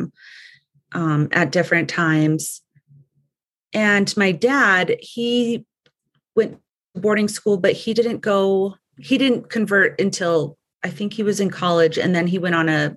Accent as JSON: {"language": "English", "country": "United States", "tie": "born or raised there", "also_born_or_lived": "Arizona / New Mexico", "said": "I am Navajo. I grew up on the Navajo reservation."}